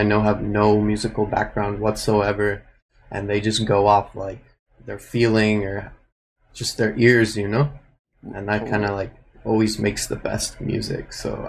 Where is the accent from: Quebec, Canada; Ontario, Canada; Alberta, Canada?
Alberta, Canada; Edmonton; also born or lived in Nanaimo / Toronto / Vancouver / Los Angeles; I was born in Nanaimo on Vancouver Island. I grew up in Edmonton. And I've just been hopping around Toronto and Vancouver